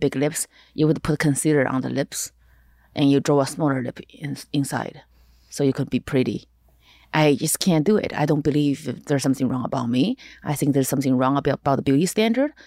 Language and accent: English; eastern China, China; English is a second language; moved away as an adult; now in Los Angeles, United States; I'm actually very dark for Chinese standard, for Eastern Chinese